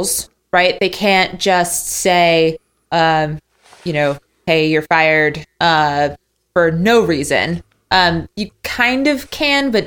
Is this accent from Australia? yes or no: no; United States; I'm American